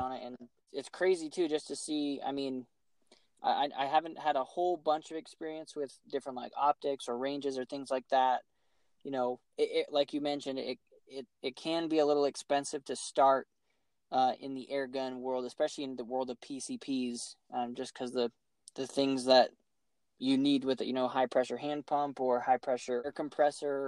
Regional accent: Colorado, United States; I was born in Colorado

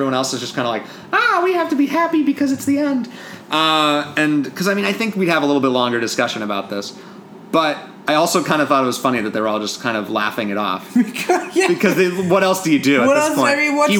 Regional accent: Seattle, Washington, United States; now in Los Angeles, United States; I'm from Seattle.

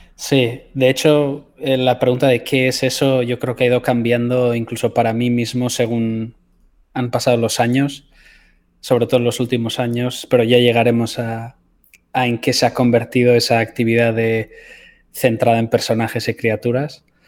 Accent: a village near San Sebastián, Basque Country, Spain; moved away as an adult; also born or lived in Los Angeles; la ciudad más cercana a mi pueblo, que es eh, Donostia, San Sebastián

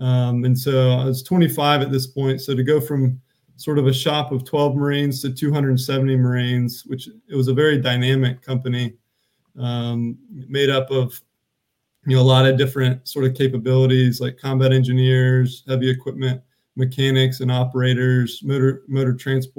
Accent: Charlotte, North Carolina, United States; moved away as an adult; So I grew up in Charlotte, North Carolina, and I'm actually the youngest of four kids.

